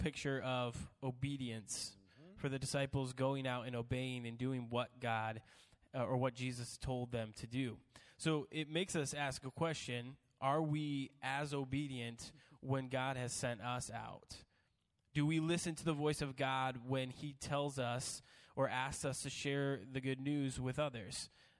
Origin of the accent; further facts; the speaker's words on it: the South, United States; I can say that because I'm from the South.